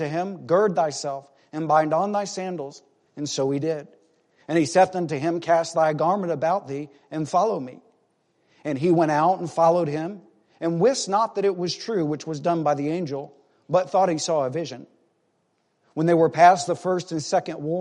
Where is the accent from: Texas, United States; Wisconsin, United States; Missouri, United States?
Texas, United States; Midland; my hometown of Midland, Texas